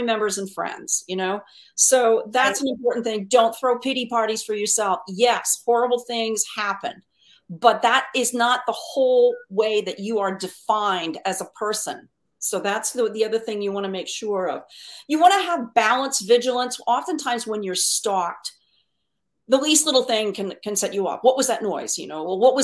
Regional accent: Connecticut, United States; moved away as an adult; I'm born and raised in Connecticut.

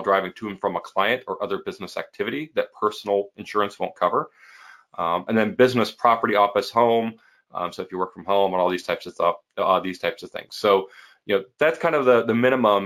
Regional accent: Midwest, United States; I'm from the Midwest

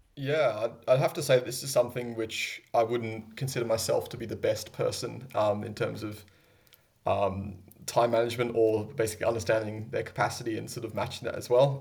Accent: England, United Kingdom; now in Sydney, Australia; I was born there

